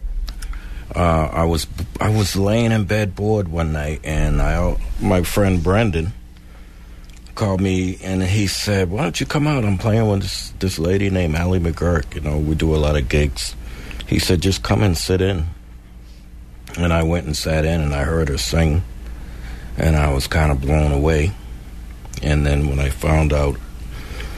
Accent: Boston, Massachusetts, United States; Born and raised in Boston

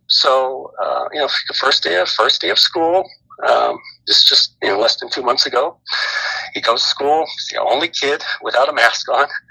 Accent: Bay Area, California, United States; also born or lived in Sacramento, California / Washington; I was born in Sacramento and, and grew up in the uh, Bay Area uh, with a little stint in, in Washington, uh, in the state of Washington, my dad's job, but pretty much from the Bay Area.

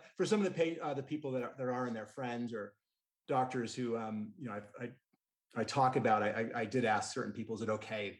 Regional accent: New York, United States; now in Utah, United States; as a New Yorker

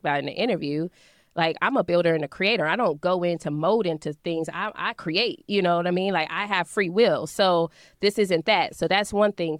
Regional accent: Dayton, Ohio, United States; moved away as an adult; now in St. Louis, United States; I wasn't planning to come back to Dayton

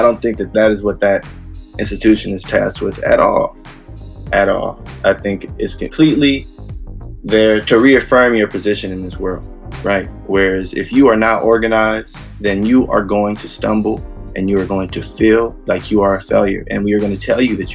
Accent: Bay Area, California, United States; I'm a musician from the Bay Area

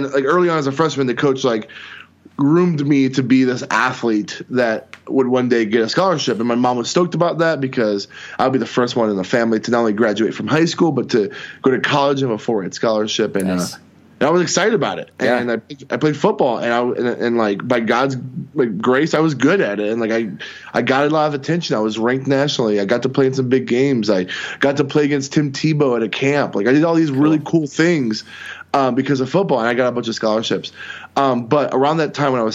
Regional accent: Tampa, Florida, United States; now in Milwaukee, United States; I was born in Tampa, Florida

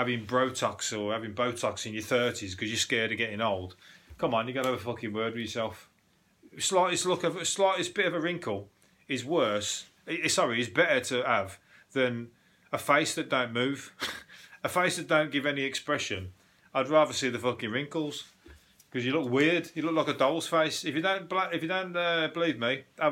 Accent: Birmingham, West Midlands, United Kingdom; accent: Brummie; the Brummie twang being the least attractive. Now, please, that's my accent

